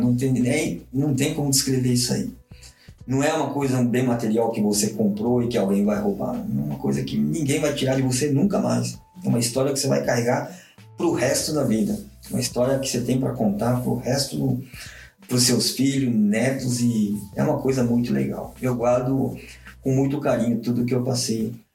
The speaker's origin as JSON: {"language": "Portuguese", "country": "Brazil", "also_born_or_lived": "Japan", "moved": "as an adult", "said": "sou brasileiro"}